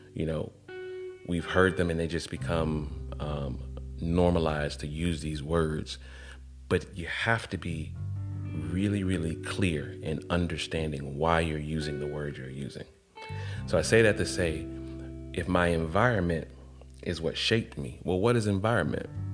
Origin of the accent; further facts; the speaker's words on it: Atlanta, Georgia, United States; also born or lived in College Park, Georgia; I come from Atlanta where I didn't know anything other than seeing black all around me